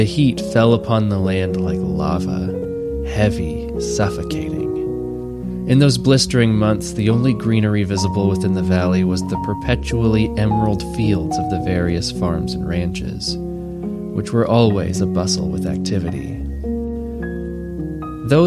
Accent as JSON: {"language": "English", "region": "northeastern Oregon", "country": "United States", "tie": "born or raised there", "said": "As a boy, I grew up in Oregon's northeastern corner, in a deep, circular valley"}